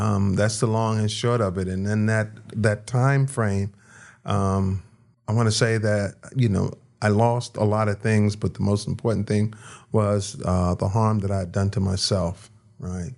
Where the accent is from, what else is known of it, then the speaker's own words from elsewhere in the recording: Washington, District of Columbia, United States; now in Las Vegas, United States; I was born in Washington, D C.